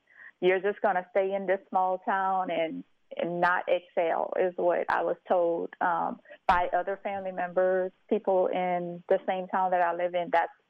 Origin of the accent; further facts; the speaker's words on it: St. Martinville, Louisiana, United States; so I am originally from St. Martinville, Louisiana, a very small historical town in Louisiana, which is about 25 minutes outside of Lafayette, Louisiana.